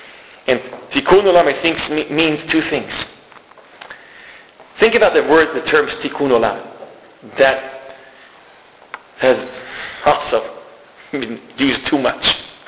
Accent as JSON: {"language": "English", "country": "Israel", "said": "I'm Israeli. And don't let my accent, I fake a good accent."}